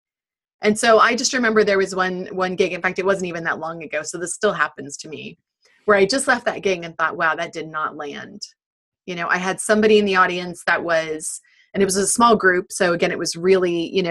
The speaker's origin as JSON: {"language": "English", "country": "United States", "moved": "yes", "lives_now": "United Kingdom", "said": "I'm very American"}